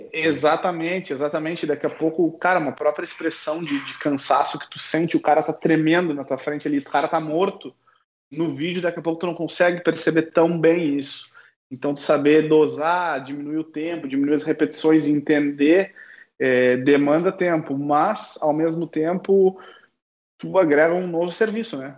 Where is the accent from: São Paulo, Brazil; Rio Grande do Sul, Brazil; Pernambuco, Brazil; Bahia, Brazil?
Rio Grande do Sul, Brazil; Uruguaiana; moved away; na minha cidade natal, aqui em Uruguaiana